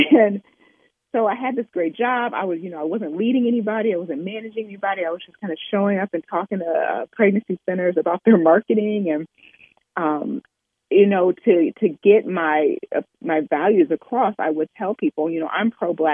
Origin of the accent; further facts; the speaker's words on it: Oberlin, Ohio, United States; I grew up in Overland, Ohio, which is a stop on the Underground Railroad